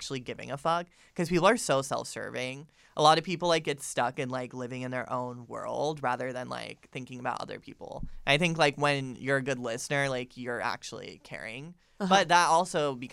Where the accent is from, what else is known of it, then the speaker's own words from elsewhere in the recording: Florida, United States; I'm literally from Florida